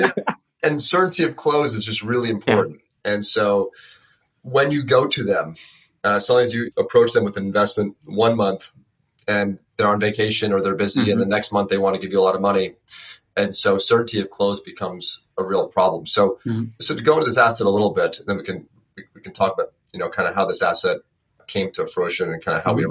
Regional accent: Westchester County, New York, United States; I'm from Westchester County so about an hour north of the ah, city

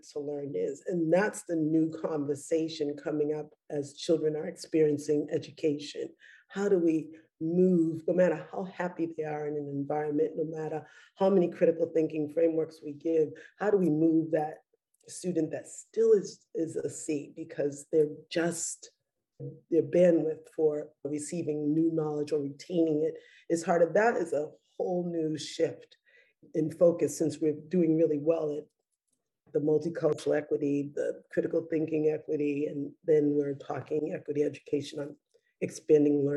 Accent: Boston, Massachusetts, United States; I'm a Bostonian

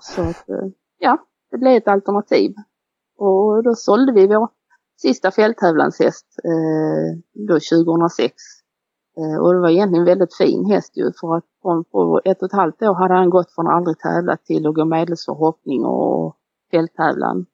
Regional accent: Beddingestrand, Skåne, Sweden; vi är ju födda nere i Beddingestrand i ett samhälle där nere och vi bodde i en villa ju.

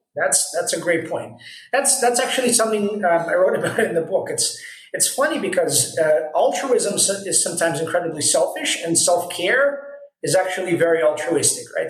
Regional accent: United States; now in Israel; I grew up in the States

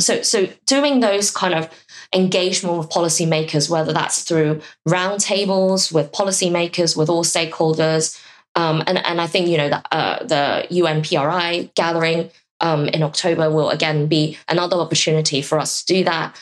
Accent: Hong Kong; I'm from Hong Kong

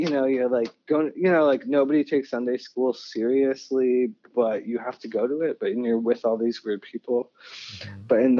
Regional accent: New Mexico, United States; born there; I was born in New Mexico, and I was born on an Air Force base because my dad was in the Air Force.

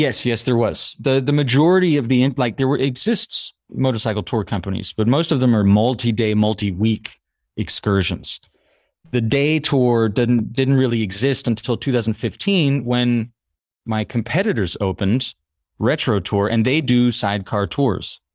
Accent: United States; now in Paris, France; I grew up in the States, my mother's French, my father's half French

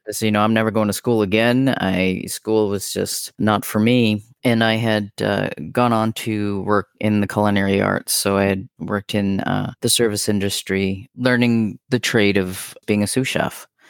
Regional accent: North Bay, Ontario, Canada; moved away as an adult; now in Ottawa, Canada; I grew up in a place known as North Bay, Ontario, so that's on the shores of Lake Nipissing, kind of northern Ontario

